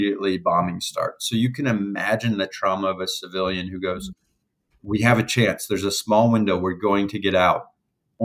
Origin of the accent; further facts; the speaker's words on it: United States; I'm from America